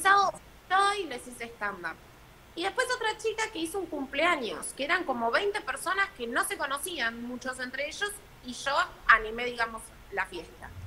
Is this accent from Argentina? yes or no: yes; Argentina; nosotros acá en Argentina